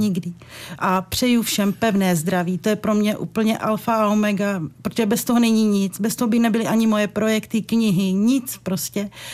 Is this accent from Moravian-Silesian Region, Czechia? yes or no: no; Podbřezí, Hradec Králové Region, Czechia; v mým rodišti v Podbřezí